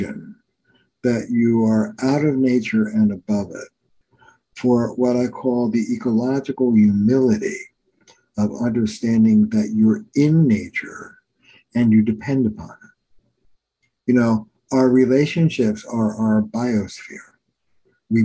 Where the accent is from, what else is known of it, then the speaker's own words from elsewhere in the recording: New Jersey, United States; also born or lived in New York; now in Boston, United States; I'm from Jersey, but I live in Boston